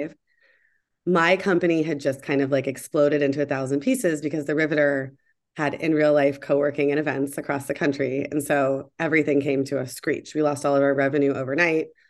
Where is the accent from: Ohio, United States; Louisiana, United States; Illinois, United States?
Ohio, United States; Columbus; moved away as an adult; also born or lived in Atlanta, Georgia / New York / Seattle; I grew up in Columbus, Ohio, with a great family